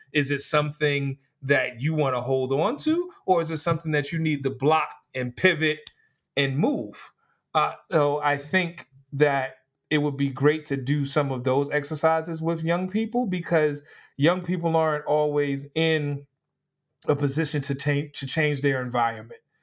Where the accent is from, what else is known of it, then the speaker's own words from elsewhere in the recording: New York City, New York, United States; growing up in New York City, there were certain high schools